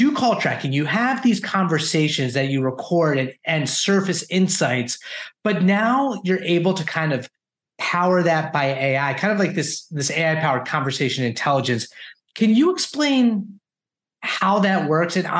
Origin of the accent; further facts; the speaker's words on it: New Jersey, United States; we're both from New Jersey around the same age